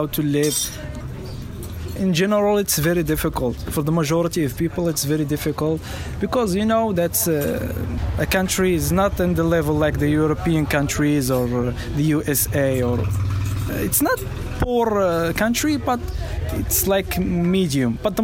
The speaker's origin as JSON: {"language": "English", "town": "Marrakesh", "region": "Marrakesh-Safi", "country": "Morocco", "tie": "born or raised there", "said": "I grew up a very typical family here in Marrakesh."}